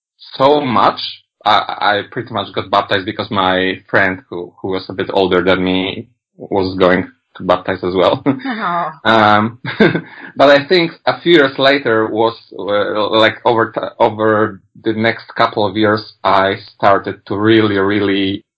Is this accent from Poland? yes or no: yes; Poland; English is a second language; I come from Poland